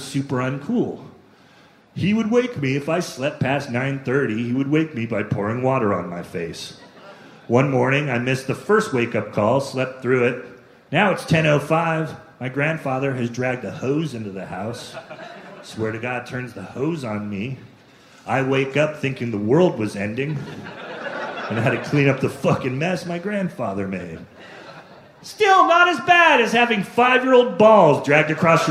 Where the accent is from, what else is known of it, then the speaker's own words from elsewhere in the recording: California, United States; also born or lived in Sacramento; I grew up in California